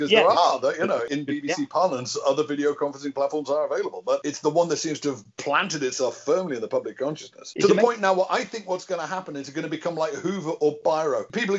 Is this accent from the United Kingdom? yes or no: yes; Liverpool, North West England, United Kingdom; I grew up in Liverpool in the 70s and 80s.